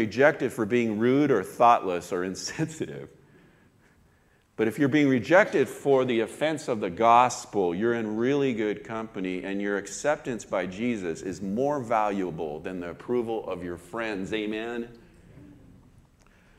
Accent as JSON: {"language": "English", "town": "Oxnard", "region": "California", "country": "United States", "tie": "born or raised there", "said": "I grew up in Oxnard"}